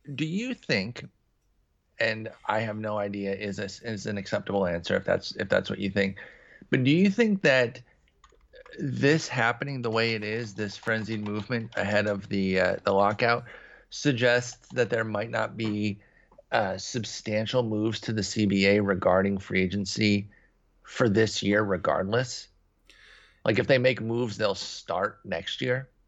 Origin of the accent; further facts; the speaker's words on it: Midwest, United States; now in Texas, United States; I grew up in the Midwest. I now live in Texas